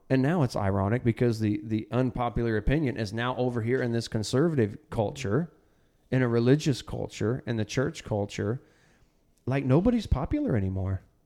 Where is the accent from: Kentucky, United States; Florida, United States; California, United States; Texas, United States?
Texas, United States; now in Arkansas, United States; I'm from Texas. When we came, when we moved to Arkansas